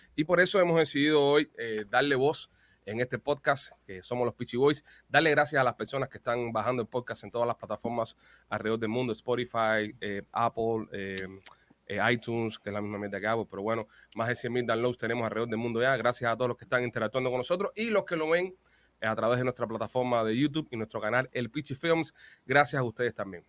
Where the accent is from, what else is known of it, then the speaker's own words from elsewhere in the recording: Cuba; now in United States; como cubano que vive en el exterior